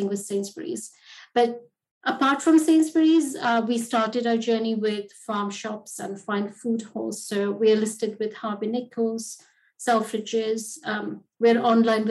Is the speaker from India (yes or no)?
yes; Mumbai, Maharashtra, India; moved away as an adult; now in United Kingdom; I grew up in Bombay, Mumbai now